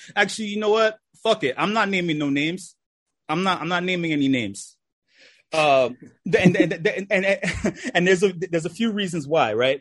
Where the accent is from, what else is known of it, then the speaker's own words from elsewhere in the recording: New York City, New York, United States; I'm from New York City, uh, the Lower East Side